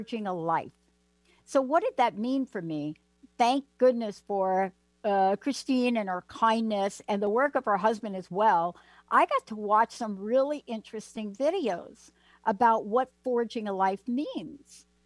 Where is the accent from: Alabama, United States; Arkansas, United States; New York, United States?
New York, United States; New York City; I come from the Bronx